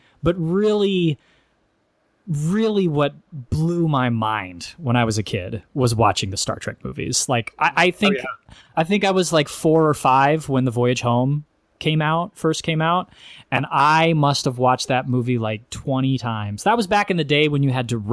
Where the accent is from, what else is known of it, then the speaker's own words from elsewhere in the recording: Northern California, United States; I was raised in NorCal